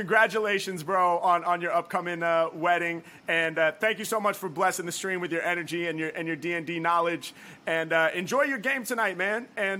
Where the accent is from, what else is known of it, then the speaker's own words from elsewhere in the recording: Portland, United States; Yo, let's raid the legendary battle rapper Illmaculate from my hometown of Portland.